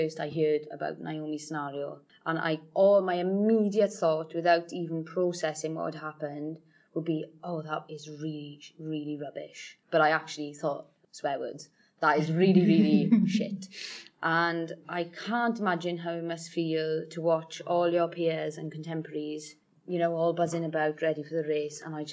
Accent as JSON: {"language": "English", "area": "Welsh", "region": "Wales", "country": "United Kingdom", "said": "being Welsh"}